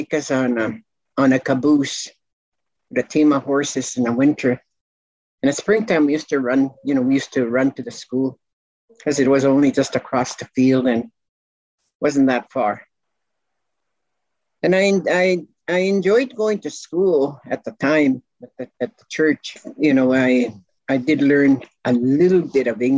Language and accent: English; Maskwacis, Alberta, Canada; first language Cree; English is a second language; I was born in Muscatese, in a tent.